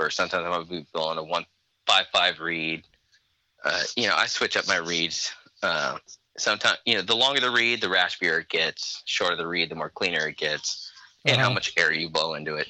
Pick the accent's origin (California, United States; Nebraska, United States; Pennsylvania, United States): California, United States; Chico; also born or lived in Durham, California; I'm born and raised in Chico. I live in Durham